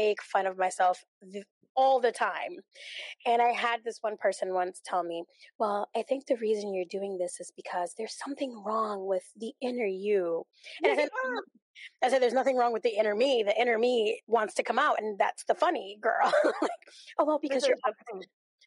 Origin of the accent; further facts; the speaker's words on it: New York, United States; I'm Dominican. I was born and raised in New York